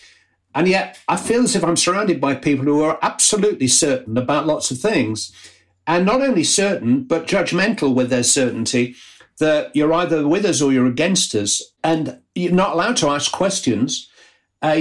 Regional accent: Bury, North West England, United Kingdom; my hometown club, Bury

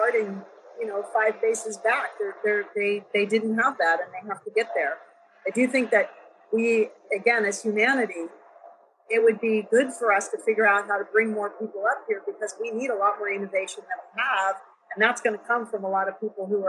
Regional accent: Silicon Valley, California, United States; I was born in Silicon Valley in 1958

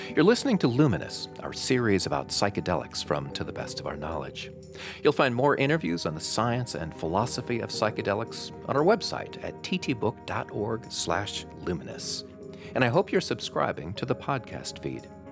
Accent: Madison, Wisconsin, United States; my hometown of Madison

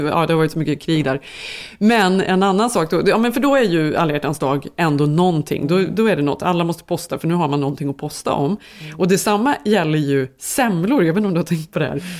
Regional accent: Sweden; som svensk

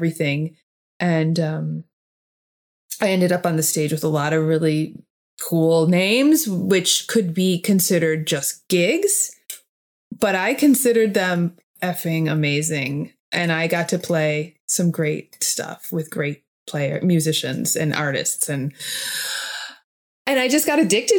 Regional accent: United States; I'm just American. You know, at the end of the day, even though I have European roots

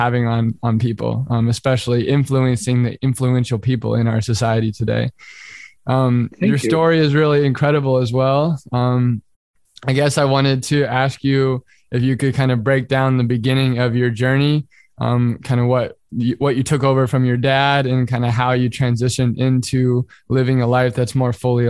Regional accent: United States; I'm an American, obviously

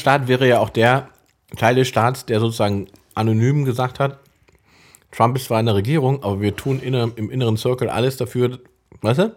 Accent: Salzwedel, Saxony-Anhalt, Germany; ich komme aus Salzwedel, Sachsen-Anhalt, in der Altmark, so ein kleiner Ort im Nirgendwo quasi

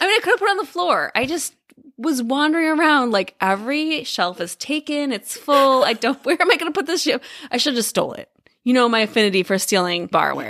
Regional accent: Midwest, United States; We grew up in the Midwest

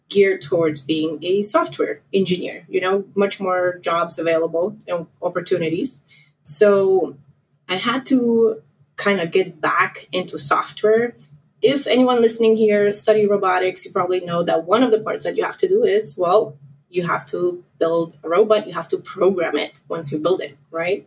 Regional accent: Poland; moved away as an adult; now in United States; I'm originally from Poland

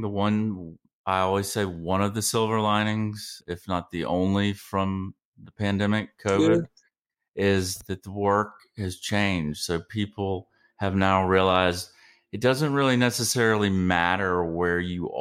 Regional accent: Georgia, United States; I'm from Georgia

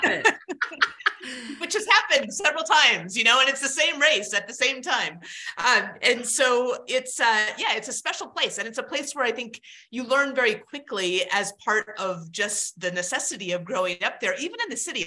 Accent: Alaska, United States; I grew up in Alaska

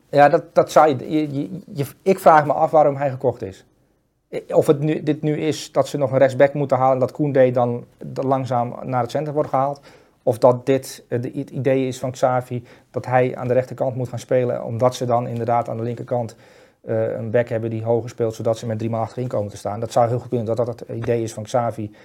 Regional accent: Netherlands; wij centrale verdedigers als Nederlanders

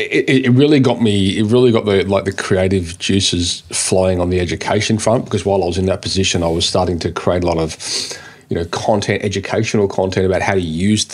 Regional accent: Sydney, New South Wales, Australia; I live on the east coast of Australia. I grew up in Sydney

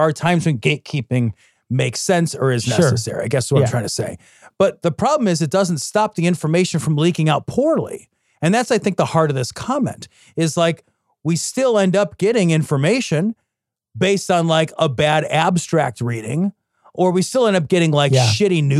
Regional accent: Idaho, United States; Let me just say that growing up in Idaho was weird.

